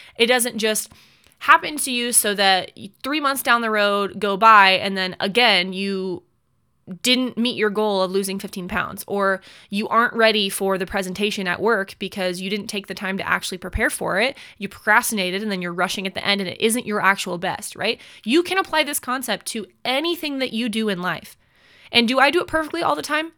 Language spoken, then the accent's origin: English; United States; as an American citizen